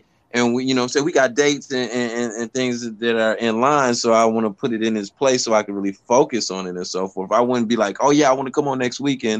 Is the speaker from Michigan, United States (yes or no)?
yes; Detroit, Michigan, United States; I'm from Motown.